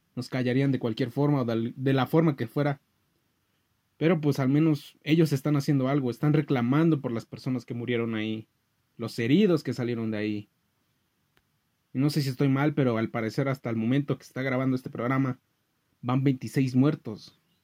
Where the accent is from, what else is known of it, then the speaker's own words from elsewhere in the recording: Mexico; estamos solos como ciudadanos mexicanos